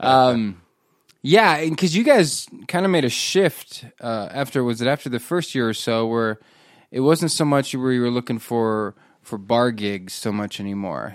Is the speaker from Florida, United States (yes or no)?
no; Nebraska, United States; I grew up in Nebraska